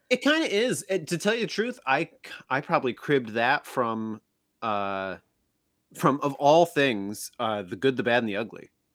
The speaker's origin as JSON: {"language": "English", "town": "Oneida", "region": "Illinois", "country": "United States", "also_born_or_lived": "Galesburg, Illinois", "moved": "yes", "said": "I'm from Oneida, Illinois"}